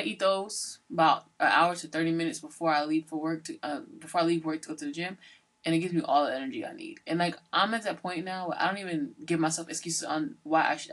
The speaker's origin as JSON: {"language": "English", "region": "Georgia", "country": "United States", "also_born_or_lived": "Sunderland, Massachusetts / New Haven, Connecticut", "moved": "yes", "lives_now": "Massachusetts, United States", "said": "I'm from Georgia"}